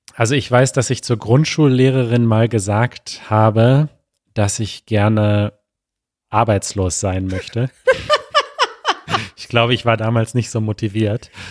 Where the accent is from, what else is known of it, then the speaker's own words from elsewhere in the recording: Münster, North Rhine-Westphalia, Germany; moved away; also born or lived in Mexico; wir sind beide in Münster in Westfalen geboren